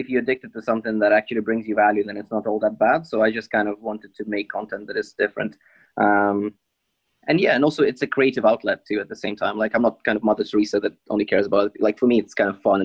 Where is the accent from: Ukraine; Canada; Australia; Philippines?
Ukraine; now in United Kingdom; when I moved from Ukraine